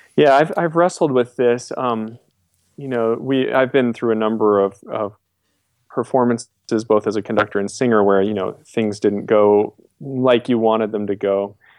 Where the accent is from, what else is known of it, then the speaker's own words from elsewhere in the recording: New York, United States; moved away; I grew up in New York State